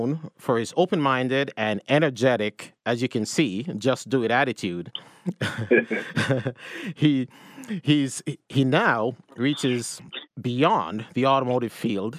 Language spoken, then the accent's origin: English; Jamaica; moved away; I'm the one that grew up in Jamaica